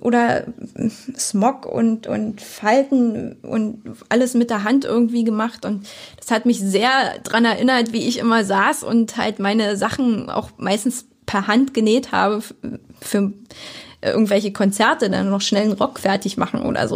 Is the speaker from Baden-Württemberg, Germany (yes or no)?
no; Lübbenau, Brandenburg, Germany; also born or lived in Berlin / Cottbus; Bin ja hier geboren, aufgewachsen. Also ich bin in Lübben geboren, um's genau zu sagen, und in, äh, Lübbenau zur Schule